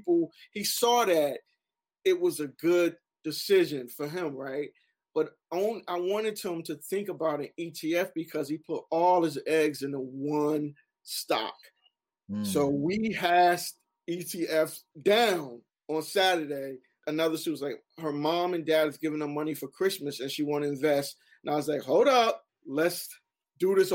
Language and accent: English; Newark, New Jersey, United States; Growing up in Newark